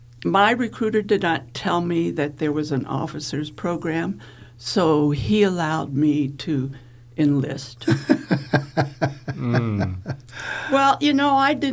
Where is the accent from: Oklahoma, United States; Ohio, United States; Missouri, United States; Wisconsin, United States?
Ohio, United States; Wooster; moved away as an adult; went back to my little small town called Wooster in Ohio.